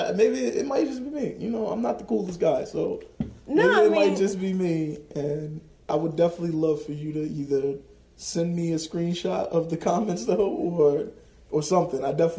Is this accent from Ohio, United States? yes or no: no; New Haven, Connecticut, United States; also born or lived in New York / North Carolina; I grew up in New Haven, and I've had some time in New York, and I've had some time in North Carolina